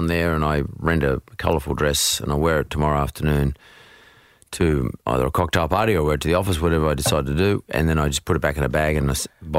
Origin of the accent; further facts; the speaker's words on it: Narwee, New South Wales, Australia; Not far from Hurstville. I went to school in Bankstown, but I was more near an area called Ngawi.